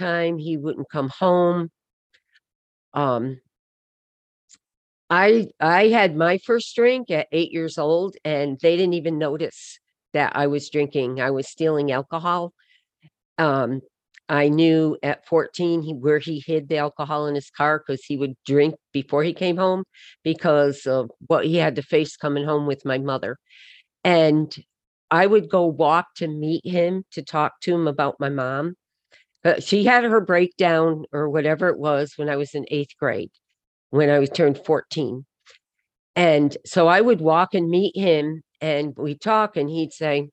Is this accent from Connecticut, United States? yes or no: yes; Connecticut, United States; we grew up in Connecticut. That's where I live now